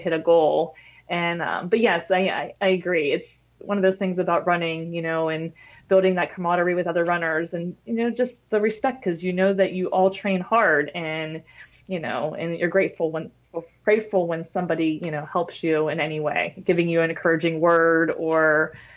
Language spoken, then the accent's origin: English; Pittsburgh, Pennsylvania, United States; moved away; I went to Pittsburgh, which is my hometown